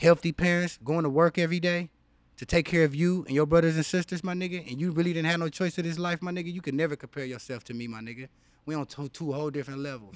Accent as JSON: {"language": "English", "town": "Los Angeles", "region": "California", "country": "United States", "tie": "born or raised there", "also_born_or_lived": "Inland Empire, California", "said": "I grew up on a street called Barrendo"}